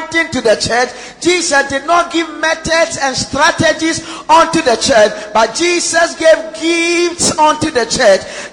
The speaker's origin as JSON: {"language": "English", "country": "Ghana", "said": "we're Ghanaian"}